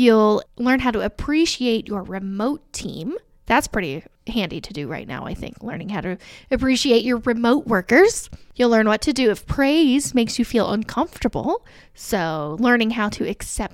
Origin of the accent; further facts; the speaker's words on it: Alexandria, Indiana, United States; I'm an Alexandria kid